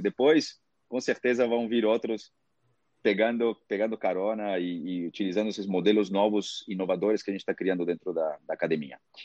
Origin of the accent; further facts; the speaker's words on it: Peru; Portuguese is a second language; also born or lived in Boston, United States; now in Brazil; nasci no Peru, morei 11 anos nos Estados Unidos e agora estou no Brasil há quase 16 anos